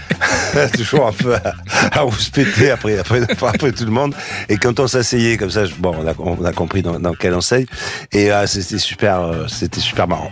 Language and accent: French; Marseille, Provence-Alpes-Côte d'Azur, France; moi je suis de Marseille